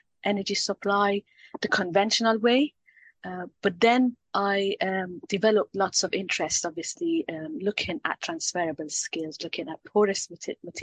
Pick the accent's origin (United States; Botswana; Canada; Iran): Iran; moved away as an adult; also born or lived in Paris / Edinburgh; now in United Kingdom; I'm originally from Iran